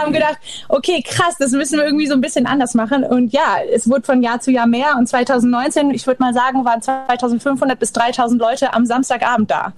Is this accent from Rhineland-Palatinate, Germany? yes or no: yes; the Saar, Rhineland-Palatinate, Germany; wir kommen von der Saar und nicht von der Mosel